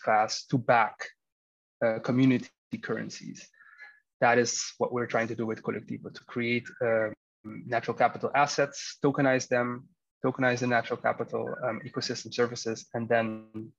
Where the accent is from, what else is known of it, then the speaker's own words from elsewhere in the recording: Curaçao; me growing up in Curacao